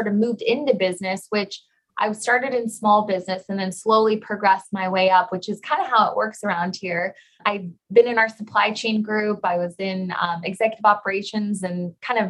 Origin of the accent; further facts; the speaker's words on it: McAllen, Texas, United States; also born or lived in Idaho / San Antonio, Texas; I'm from McAllen, Texas, so a born and raised Texan.